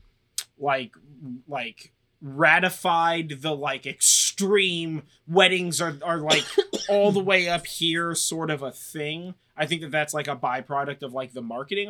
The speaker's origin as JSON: {"language": "English", "country": "United States", "said": "as an American"}